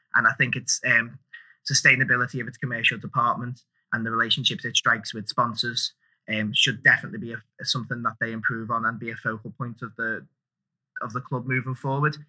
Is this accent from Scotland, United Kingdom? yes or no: no; Liverpool, North West England, United Kingdom; I grew up in Anfield